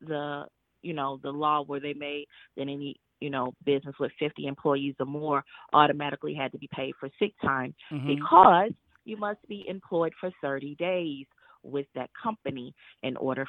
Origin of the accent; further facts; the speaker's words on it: Chicago, Illinois, United States; I'm from Chicago.